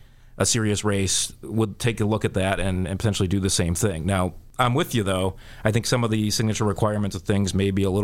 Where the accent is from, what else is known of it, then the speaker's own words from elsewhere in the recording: Chicago, Illinois, United States; as a Chicagoan and born and raised here and plan to spend my whole life here